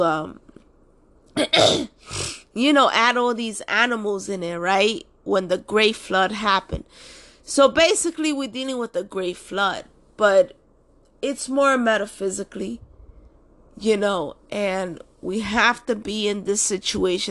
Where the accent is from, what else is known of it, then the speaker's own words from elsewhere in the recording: New York City, New York, United States; I was just born and raised in Washington Heights